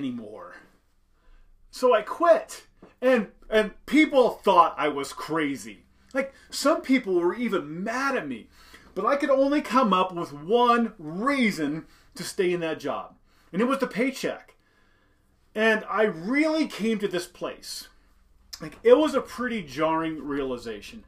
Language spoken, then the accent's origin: English; Indiana, United States; I grew up in Indiana, simple background, simple upbringing